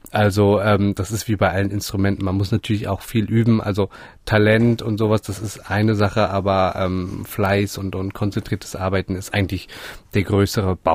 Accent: Göttingen, Lower Saxony, Germany; ich komme aus, aus Göttingen, das ist äh, sehr zentral in, in, Deutschland, nicht so wahnsinnig groß und es gab eben nur einen einzigen Hornlehrer dort.

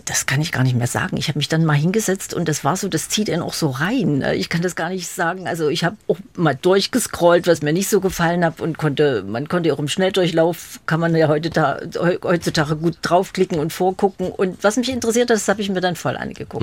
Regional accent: Leipzig, Saxony, Germany; Ich bin Leipzigerin gewesen. Ich bin nie nach Berlin gekommen damals

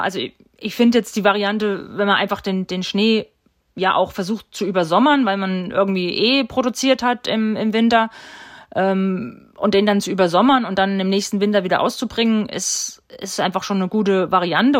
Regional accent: Steinbach-Hallenberg, Thuringia, Germany; Ich war kurz weg und ich bin wieder zurückgekommen, weil es mir hier einfach gefällt, weil mir meine Familie wichtig ist und, und weil ich mich hier einfach wohlfühle ja, und weil es meine Heimat ist

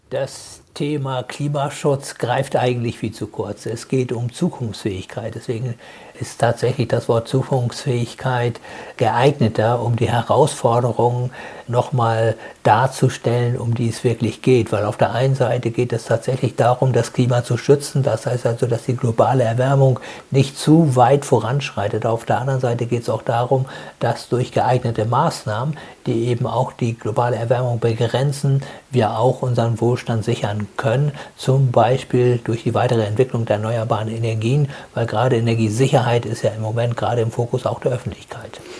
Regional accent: Germany; bei uns in Deutschland

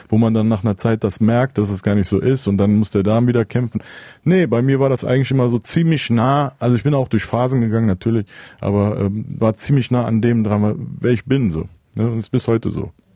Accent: Cologne, North Rhine-Westphalia, Germany; ich definiere mich eigentlich als Rapper und danach eher wahrscheinlich als Kölner und irgendwann kommt dann Türke

